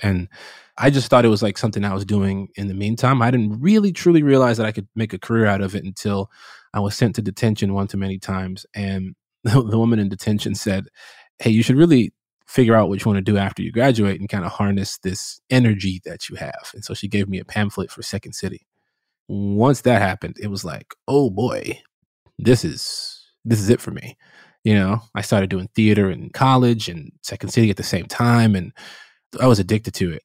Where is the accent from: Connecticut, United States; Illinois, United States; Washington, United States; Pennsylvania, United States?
Illinois, United States; Chicago; I grew up in Chicago, uh, south side of Chicago